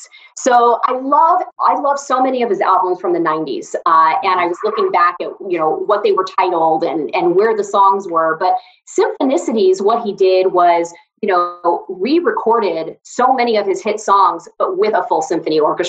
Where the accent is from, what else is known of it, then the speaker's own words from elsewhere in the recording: Atlanta, Georgia, United States; a girl who grew up, born and raised in Atlanta